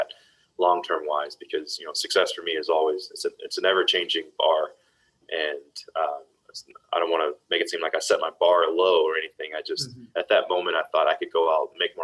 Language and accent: English; Dallas, Texas, United States; born and raised in Dallas, Texas